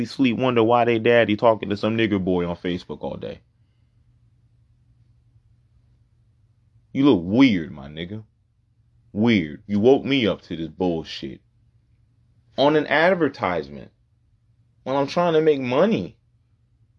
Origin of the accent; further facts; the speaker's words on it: Puerto Rico; I'm not from Africa. I was born in Puerto Rico.